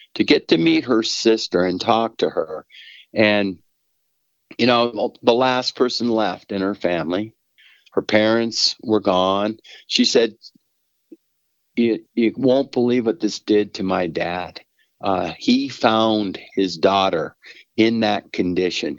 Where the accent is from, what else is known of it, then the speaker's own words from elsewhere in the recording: Denver, Colorado, United States; I grew up in Southwest Denver.